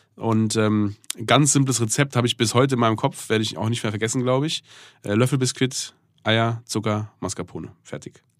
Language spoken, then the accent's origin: German; Germany; ich bin in Deutschland aufgewachsen. Ich bin eigentlich neunundneunzig Prozent Deutscher